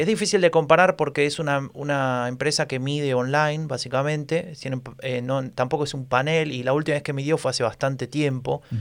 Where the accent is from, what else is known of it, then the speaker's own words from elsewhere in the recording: Argentina; now in Germany; como buen argentino, que se precie